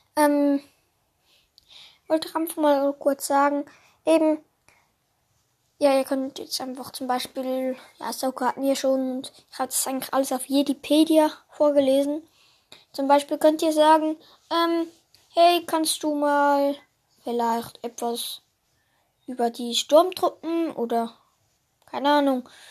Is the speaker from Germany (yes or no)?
no; Switzerland; ich bin ja Schweizer